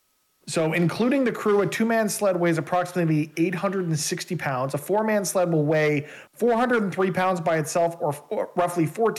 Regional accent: Canada; As a Canadian

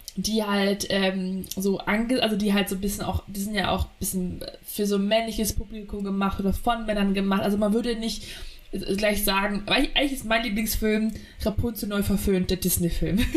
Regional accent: Munich area, Bavaria, Germany; als Münchner Dorfkind

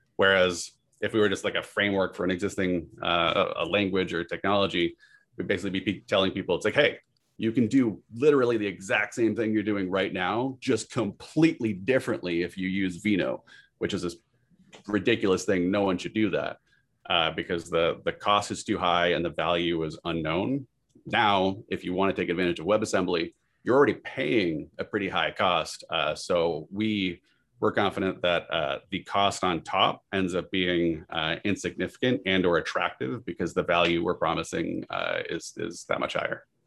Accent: Massachusetts, and Vermont, New England, United States; moved away as an adult; also born or lived in San Diego / Silicon Valley; now in Cary, United States; I grew up in New England, Massachusetts, and Vermont.

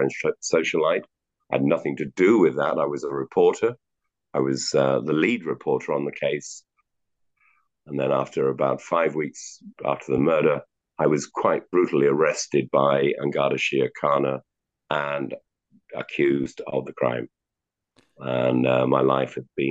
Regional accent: Stockport, North West England, United Kingdom; also born or lived in Manchester; now in Ireland; I was born in Manchester, and my father was a master butcher. And we had a shop in Stockport, which is now part of Greater Manchester. And I grew up in the above and behind and in front of the butcher shop

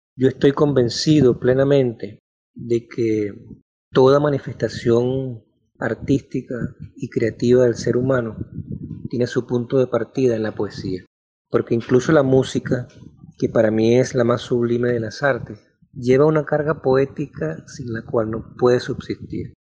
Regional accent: Maracaibo, Zulia, Venezuela; Yo nací en Maracaibo en 1968

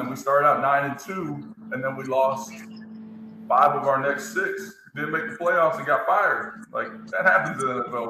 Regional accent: Tallahassee, Florida, United States; also born or lived in Houston, Texas; I grew up in Houston, Texas, till I was like ten years old, my mom moved um, me and her to Tallahassee, Florida

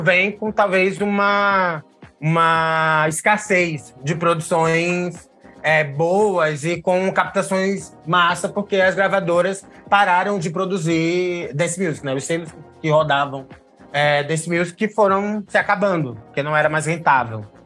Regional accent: Recife, Pernambuco, Brazil; now in São Paulo, Brazil; sou recifense, vivendo em São Paulo

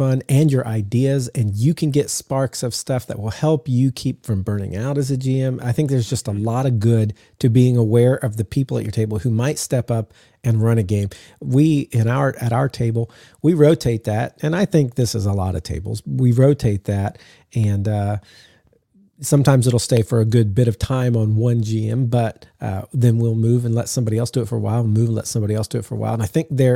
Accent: the South, United States; I'm from the South.

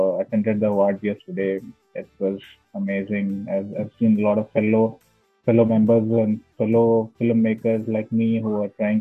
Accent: Hyderabad, Telangana, India; I'm basically from Hyderabad, India

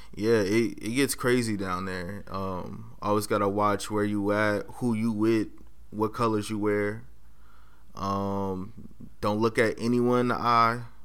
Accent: Los Angeles, California, United States; now in Monterey County, United States; I'm from Los Angeles. Um, went to school in South Central on the corner of Crenshaw and Slauson

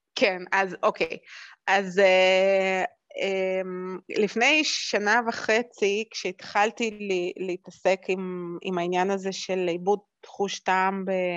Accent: Jerusalem, Jerusalem District, Israel; also born or lived in Moscow, Russia; אני נולדתי במוסקבה, ו- ו- וכשעלינו לארץ גרתי בירושלים

